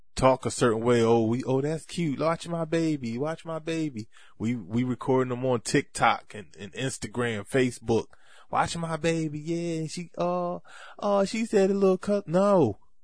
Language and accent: English; Bridgeton, New Jersey, United States; right here in my hometown, Brixton, New Jersey